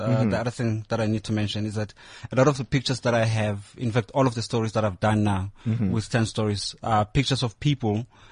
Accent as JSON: {"language": "English", "town": "Heilbron", "region": "Free State", "country": "South Africa", "tie": "born or raised there", "moved": "yes", "lives_now": "Johannesburg, South Africa", "said": "Home is Free State. There's a little dorpy there called Heilbronn"}